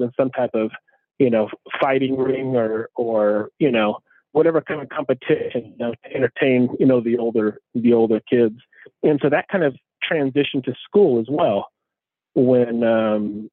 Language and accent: English; Tacoma, Washington, United States; I grew up between the East Side and Hilltop in Tacoma.